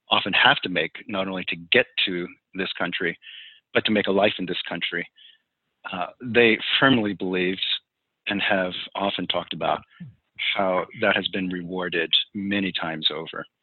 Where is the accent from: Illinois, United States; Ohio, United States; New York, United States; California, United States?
New York, United States; New York City; born there; also born or lived in New Jersey / Pennsylvania; I was born in the Bronx in the shadow of Yankee Stadium, and lived in a few different places in New York. Eventually, our family uh, moved to New Jersey, and then from New Jersey to several different places in western Pennsylvania